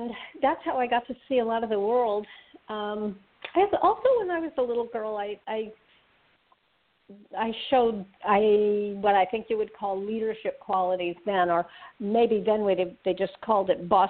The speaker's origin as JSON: {"language": "English", "town": "Berkeley", "region": "California", "country": "United States", "tie": "born or raised there", "said": "I grew up in Berkeley, California"}